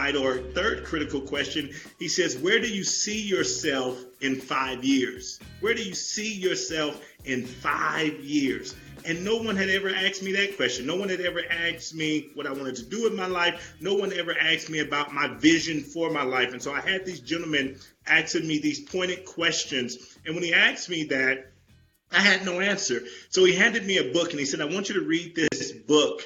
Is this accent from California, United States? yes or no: yes; Compton, California, United States; I'm originally from Compton, California. Grew up in Compton when it was said to be the worst city in America.